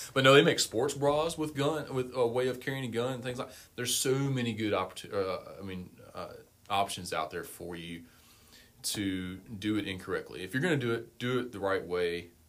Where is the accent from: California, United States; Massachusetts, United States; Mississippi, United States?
Mississippi, United States; Vicksburg; I grew up in Vicksburg.